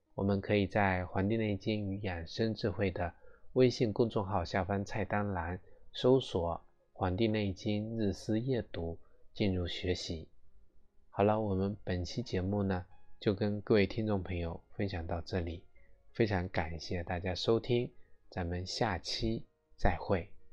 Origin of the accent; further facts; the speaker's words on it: China; 我们中国人